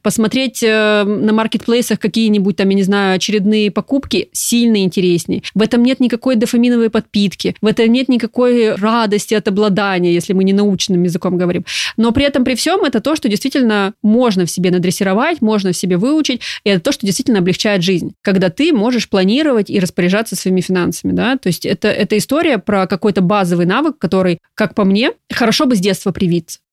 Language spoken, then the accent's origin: Russian; Krasnodar, Krasnodar Krai, Russia; я, например, из Краснодара